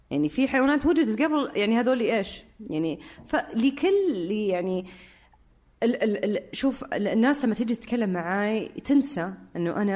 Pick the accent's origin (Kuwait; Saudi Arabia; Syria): Syria; بس الحين ذكرت النقطه فانا سوري آه، برجع لها